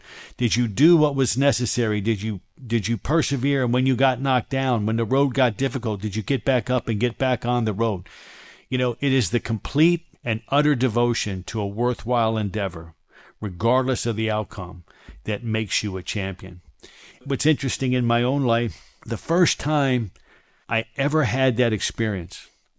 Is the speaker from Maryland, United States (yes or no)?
yes; Silver Spring, Maryland, United States; I grew up in Silver Spring, Maryland, right outside Washington, D.C., and I attended a place called the Silver Spring Boys Club.